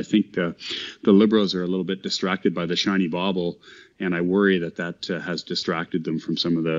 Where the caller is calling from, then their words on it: Vulcan, Alberta, Canada; Vulcan, Alberta.